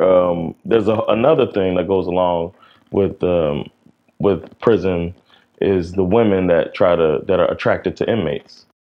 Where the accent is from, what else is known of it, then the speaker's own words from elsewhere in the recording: South Florida, United States; now in Sweden; growing up down here in South Florida